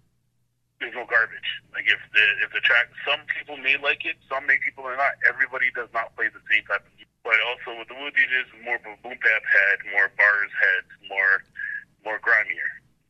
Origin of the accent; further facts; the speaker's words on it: Canada; Like, and especially being a Canadian DJ, that's a lot of love.